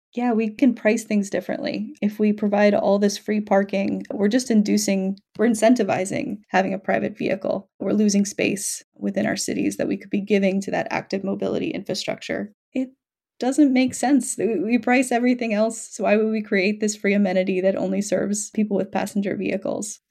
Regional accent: New York City, New York, United States; I'm from New York City.

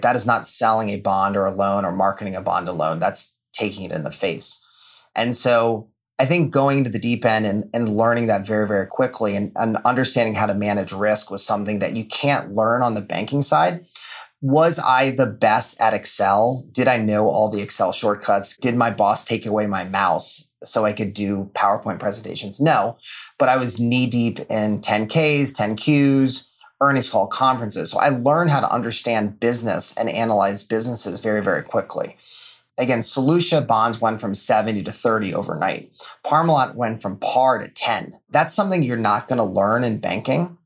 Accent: Fairfax, Virginia, United States; I grew up outside of Washington, D.C., Fairfax, Virginia my dad lives in the same house that I was born

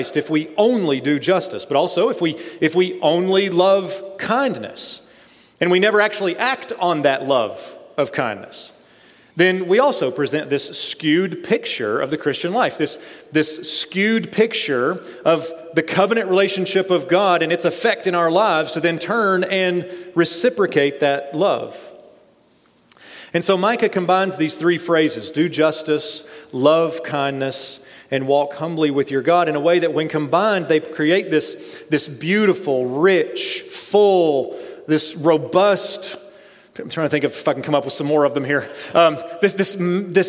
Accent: East Tennessee, United States; I'm from East Tennessee

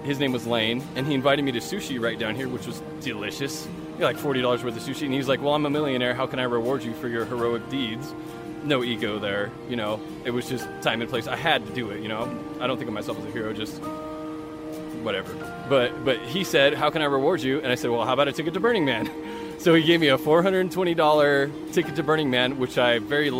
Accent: California, United States; also born or lived in Fresno / Pismo Beach / Grover Beach / Sacramento; now in Reno, United States; I'm from California. I was born in Fresno and raised all over California, in Fresno, Pismo Beach, Grover Beach, Sacramento, and Northern California

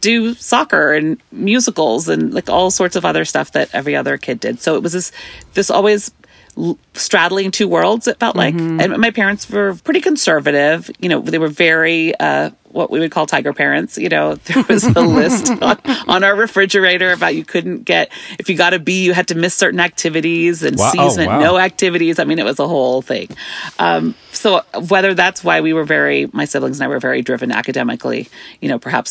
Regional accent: Bay Area, California, United States; also born or lived in San Jose, California / Fremont, California; I'm first generation here, born and raised in the Bay Area

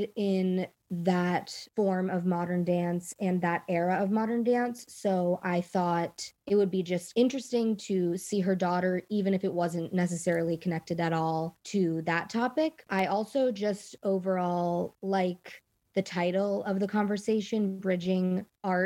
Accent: Potomac, Maryland, United States; I'm from Potomac, Maryland

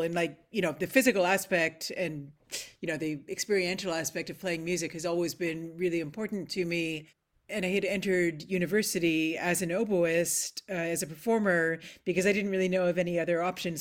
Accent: Nova Scotia, Canada; moved away as an adult; also born or lived in Bloomington, Indiana / Amsterdam / Princeton, New Jersey / Montreal; now in Scotland; growing up in Nova Scotia

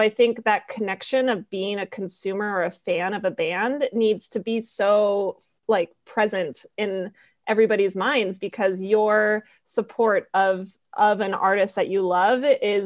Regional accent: Colorado, United States; moved away; also born or lived in San Francisco; I am from Colorado originally and went to film school in San Francisco

